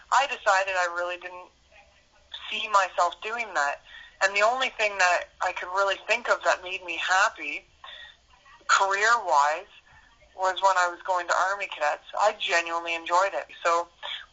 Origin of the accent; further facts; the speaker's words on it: Kingston, Ontario, Canada; So I grew up in Kingston, Ontario, and I spent my whole life here.